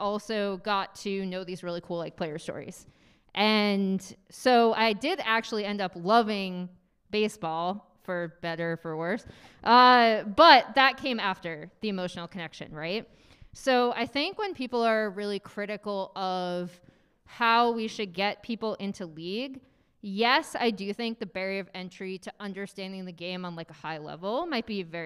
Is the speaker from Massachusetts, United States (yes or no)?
yes; Boston, Massachusetts, United States; moved away; I grew up in Boston